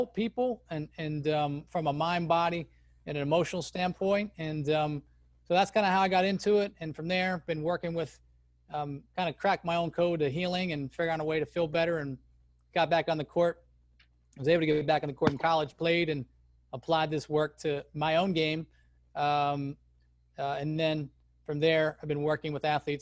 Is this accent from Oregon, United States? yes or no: no; Chapel Hill, North Carolina, United States; I grew up in Chapel Hill, North Carolina, which is a crazy hotbed for college basketball.